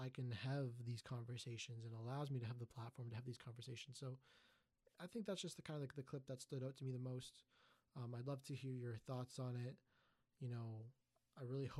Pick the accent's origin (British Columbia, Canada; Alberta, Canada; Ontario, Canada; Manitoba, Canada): Ontario, Canada; Markham; growing up in Markham, a very highly Asian demographic community